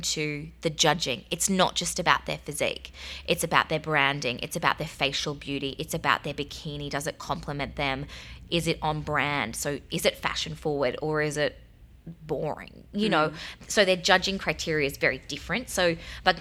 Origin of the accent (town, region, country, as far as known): Australia